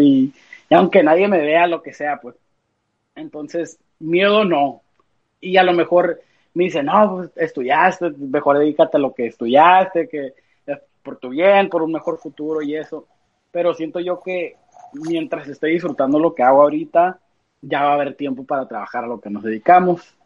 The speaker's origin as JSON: {"language": "Spanish", "country": "United States", "said": "somos músicos de acá, de Estados Unidos"}